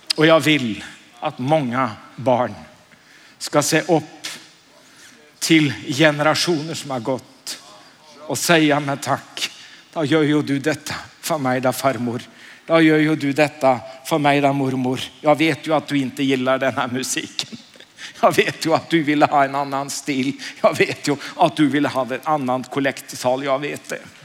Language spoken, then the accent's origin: Swedish; Oslo, Norway; Jag är från Oslo